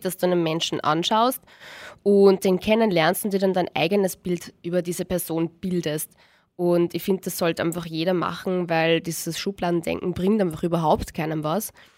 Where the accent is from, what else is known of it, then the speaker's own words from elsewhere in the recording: Austria; bei uns in Österreich